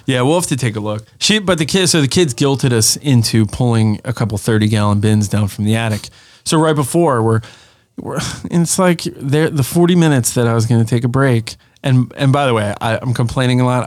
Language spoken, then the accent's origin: English; Pennsylvania, United States; we were very rural uh, growing up in Pennsylvania.